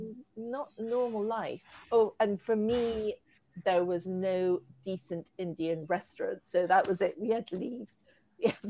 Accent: Ecuador; also born or lived in Peru / Egypt / Hong Kong / Las Vegas; I was born in Peru, brought up in Ecuador

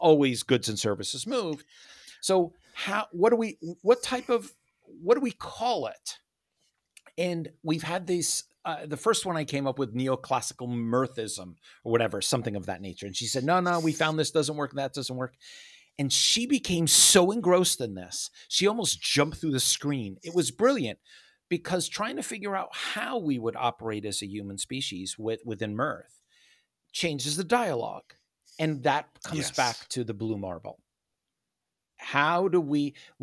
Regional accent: United States; I am an American. That's nothing to say that I'm not. I was born here

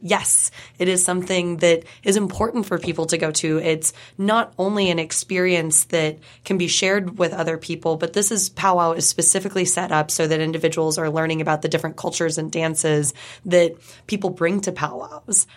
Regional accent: California, United States; moved away as an adult; now in Pittsburgh, United States; I wasn't raised on the reservation in Oklahoma. I was raised in California

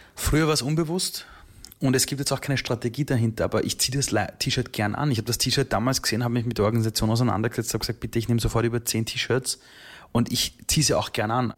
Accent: Vienna, Austria; also born or lived in Iran; ich war drei Jahre alt bei der Flucht. Mhm. Und dann wächst du heran als kleines Kind in Österreich, zuerst im Flüchtlingsheim, dann in Wien

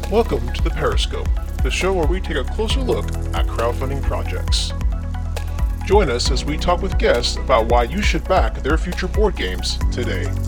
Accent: Charlotte, North Carolina, United States; I live in Charlotte, North Carolina. Uh, I run our local North Carolina game designers meetup

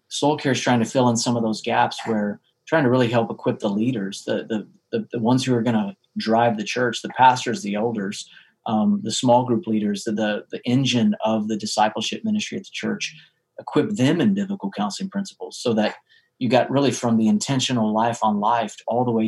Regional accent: central part of the States, Central United States, United States; In the central part of the States.

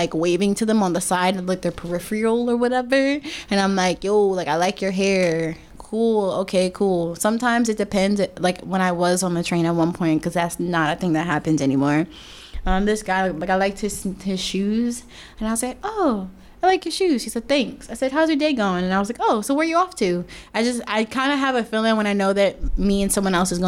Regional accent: Newark, New Jersey, United States; moved away as an adult; now in Brooklyn, United States; I'm from brick city. Nah, I'm from New Jersey

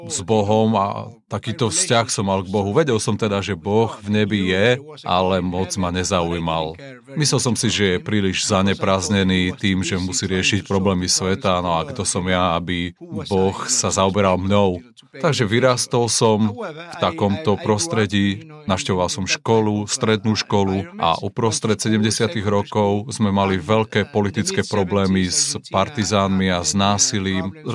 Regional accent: Argentina; moved away as an adult; also born or lived in New York; now in United Kingdom; Narodil som sa v Argentíne už pred mnohými rokmi, mám teraz 63 rokov, narodil som sa v 53. a žil som tam až do, kým som mal 22 rokov.

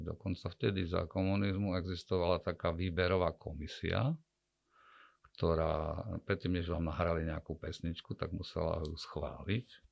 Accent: Košice, Košice Region, Slovakia; som Košičan

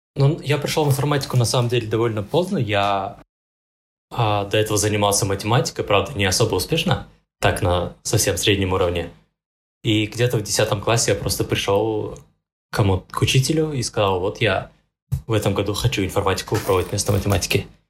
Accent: Pavlodar, Pavlodar Region, Kazakhstan; Я вообще сам из Павлодара

